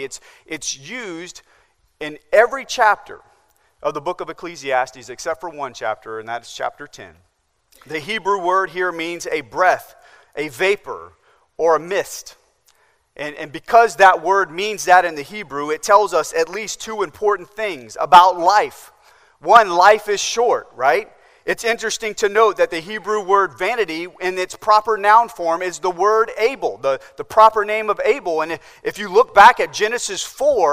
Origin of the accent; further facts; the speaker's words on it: Nebraska, United States; now in Charleston, United States; growing up in Nebraska